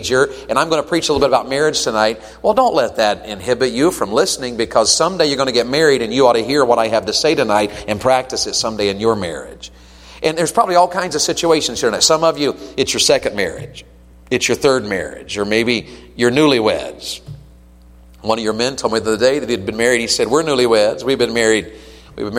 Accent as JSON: {"language": "English", "region": "Tennessee", "country": "United States", "said": "I'm from Tennessee"}